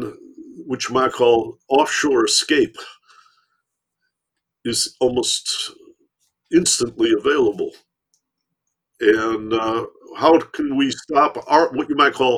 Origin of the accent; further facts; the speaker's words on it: Michigan, United States; I grew up in Michigan